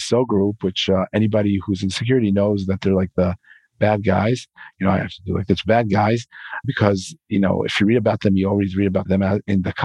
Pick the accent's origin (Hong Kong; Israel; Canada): Israel; I'm from Israel